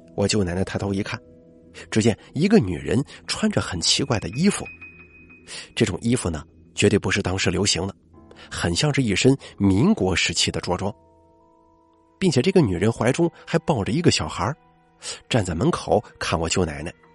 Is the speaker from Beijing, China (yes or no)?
no; Shandong, China; 我们山东这边好像是，呃，有这么个习俗啊